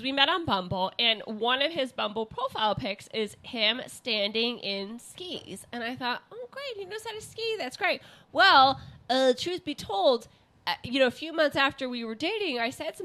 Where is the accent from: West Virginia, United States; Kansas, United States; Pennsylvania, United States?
Kansas, United States; moved away; I was born in Kansas